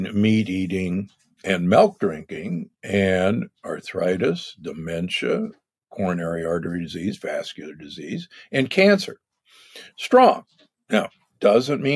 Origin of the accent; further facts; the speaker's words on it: Omaha, Nebraska, United States; moved away; I grew up in Omaha, Nebraska.